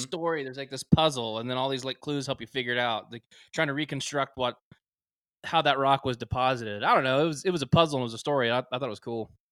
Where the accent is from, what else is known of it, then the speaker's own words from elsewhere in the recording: Prosper, Texas, United States; now in Waco, United States; I'm from north of Dallas, small town called Prosper